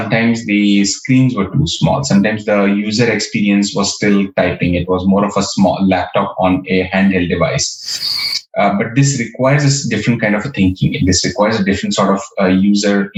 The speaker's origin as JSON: {"language": "English", "town": "Kolhapur", "region": "Maharashtra", "country": "India", "tie": "born or raised there", "moved": "yes", "said": "I grew up in Kolhapur, which is a city in Maharashtra, close to Mumbai, a few hours south of Pune"}